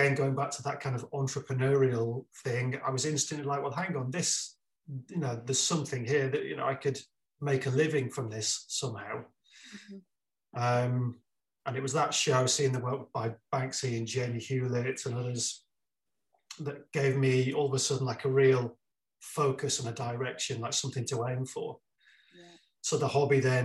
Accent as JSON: {"language": "English", "town": "Wigan", "region": "North West England", "country": "United Kingdom", "tie": "born or raised there", "also_born_or_lived": "Blackpool / London", "moved": "as an adult", "said": "growing up in Wigan."}